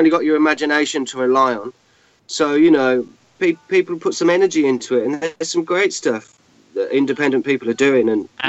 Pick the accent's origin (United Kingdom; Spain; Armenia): United Kingdom; for a Brit